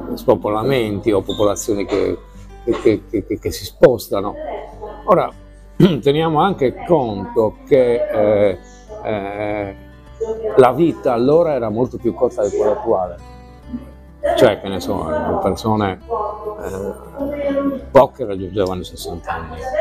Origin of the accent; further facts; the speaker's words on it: Sardinia, Italy; noi come sardi